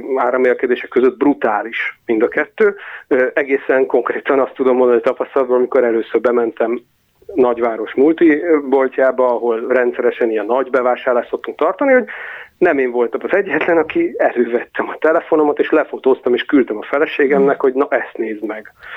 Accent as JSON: {"language": "Hungarian", "town": "Nyíregyháza", "region": "Szabolcs-Szatmár-Bereg", "country": "Hungary", "also_born_or_lived": "Budapest", "moved": "yes", "lives_now": "Western Hungary", "said": "Nyíregyházáról származom, és most Nyugat-Magyarországon élek"}